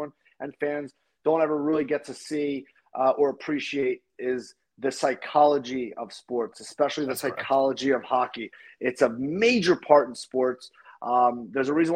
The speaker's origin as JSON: {"language": "English", "town": "Philadelphia", "region": "Pennsylvania", "country": "United States", "tie": "born or raised there", "said": "when I played for the Philadelphia Junior Flyers growing up in the Philadelphia area"}